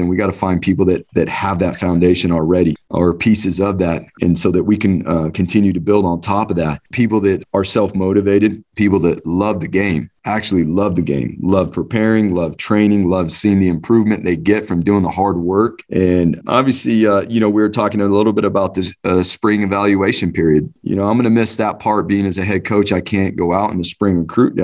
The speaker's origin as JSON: {"language": "English", "region": "Southern California", "country": "United States", "tie": "born or raised there", "moved": "as an adult", "lives_now": "Boise, United States", "said": "growing up in Southern California"}